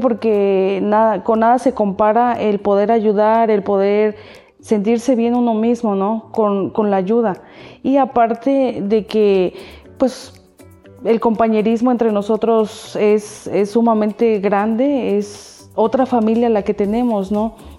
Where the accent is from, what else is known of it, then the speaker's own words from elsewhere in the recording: Altotonga, Veracruz, Mexico; moved away as an adult; now in Xalapa, Mexico; Nací en Alto Tonga y por, mis estudios me vine a vivir aquí a Jalapa